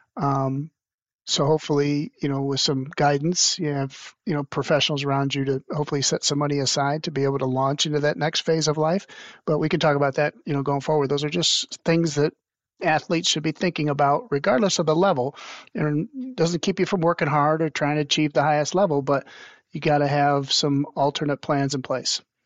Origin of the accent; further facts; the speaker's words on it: Toledo, Ohio, United States; my hometown Toledo Mudhens, which was really cool because when I was a little boy, I used to go out to those mudhen clinics